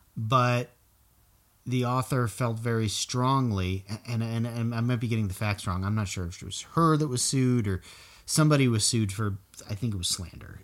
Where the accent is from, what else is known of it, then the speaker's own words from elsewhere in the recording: South Florida, United States; growing up in South Florida